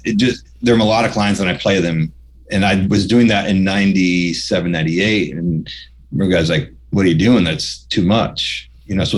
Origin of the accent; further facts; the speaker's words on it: New York, United States; moved away; I was this kid from New York